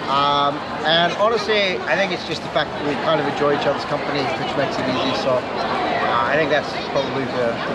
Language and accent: English; Singapore; I'm from Singapore as well.